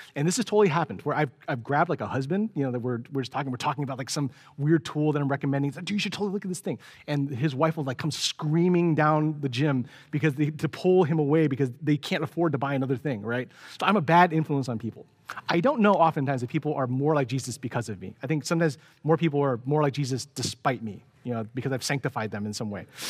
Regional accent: San Francisco, California, United States; growing up in San Francisco

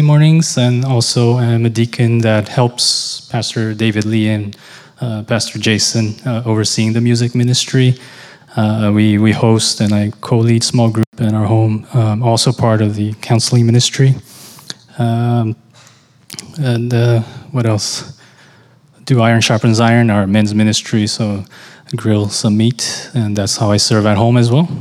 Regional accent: Brazil; moved away as an adult; now in United States; I came from Brazil. You know, I, lived there most of my life.

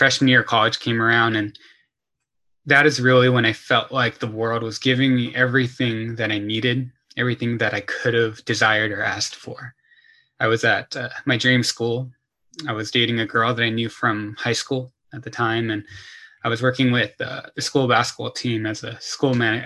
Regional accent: Torrance, California, United States; I grew up in the Torrance, Palos Verdes area

